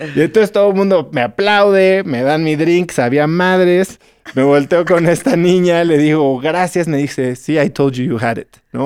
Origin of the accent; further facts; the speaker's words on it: Mexico City, Mexico; yo vengo de la Ciudad de México